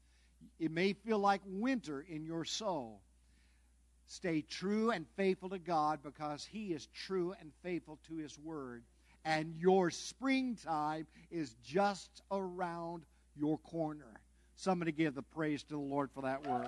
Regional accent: Southern California, United States; moved away; I'm from Southern California

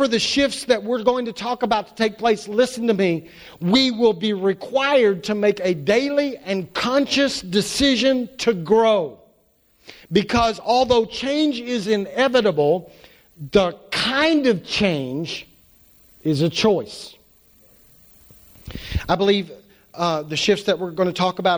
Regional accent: United States; we're American Christians

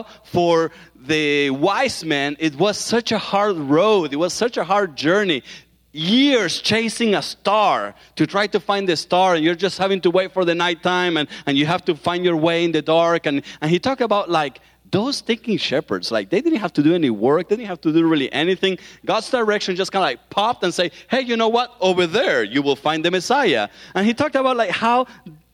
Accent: Argentina; accent: southern accent; moved away; that's where I'm from Argentina

